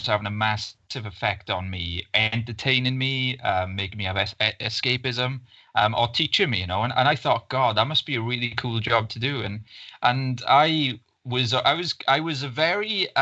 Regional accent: Ystradgynlais, Wales, United Kingdom; I kind of grew up there and everything, and it's just this small town just outside of Swansea, in the Swansea Valleys.

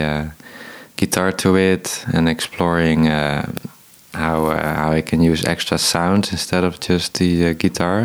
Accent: Tilburg, North Brabant, Netherlands; I'm a guitarist from Tilburg. I was born there. It's a city in the south of Holland. And there I got, from 6 years old, I got guitar lessons from my father

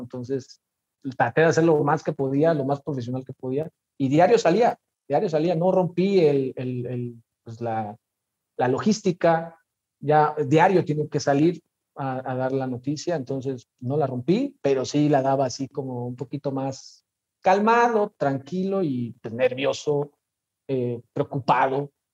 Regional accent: Mexico City, Mexico; moved away as an adult; now in Morelia, Mexico; nací en la Ciudad de México, junio del 84 para ser exactos, siempre de feño, siempre chilango, 100%.

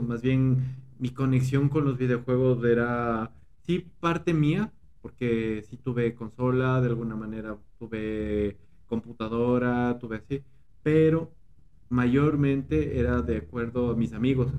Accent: Quito, Pichincha, Ecuador; now in State of Mexico, Mexico; Soy, soy, soy de Ecuador, soy de Ecuador, soy de Quito, Ecuador

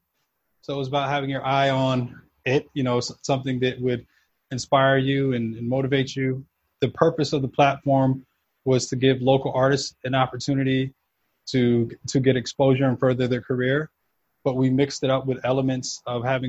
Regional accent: New York City, New York, United States; moved away as an adult; also born or lived in South America / Houston, Texas; now in New Jersey, United States; I was kind of all over, mostly New York, a bit of back and forth to South America because that's where my family's from

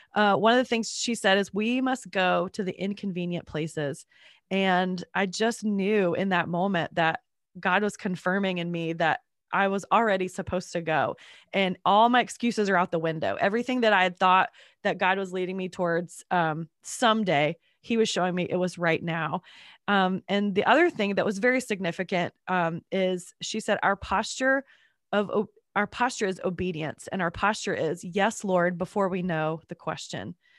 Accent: North Carolina, United States; also born or lived in Georgia; now in Atlanta, United States; I grew up in North Carolina and moved to Georgia

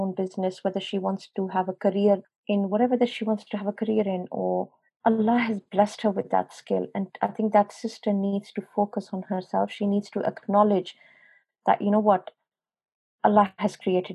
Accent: Pakistan; moved away as an adult; now in England; I was born and brought up in Pakistan, but when I came over here to England

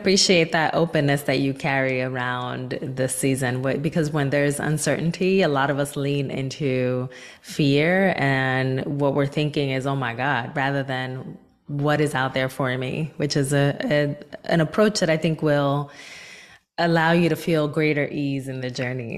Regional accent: Newark, New Jersey, United States; my hometown of Newark, New Jersey

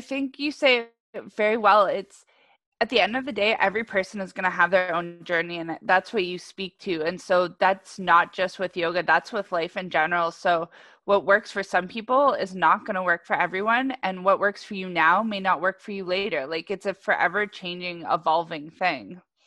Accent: Ajax, Ontario, Canada; I was originally in Ajax

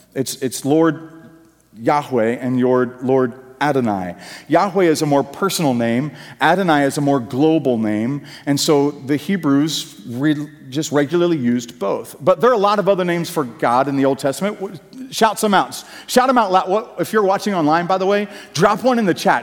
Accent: United States; the Puritan work ethic that we grew up in in America

